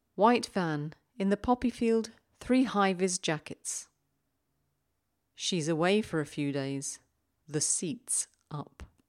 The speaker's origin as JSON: {"language": "English", "country": "United Kingdom", "said": "being British"}